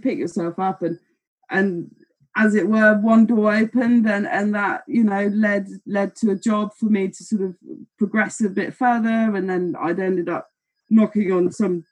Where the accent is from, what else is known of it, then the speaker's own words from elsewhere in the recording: Germany; moved away; I was in Germany. I'm from Germany. I'm German.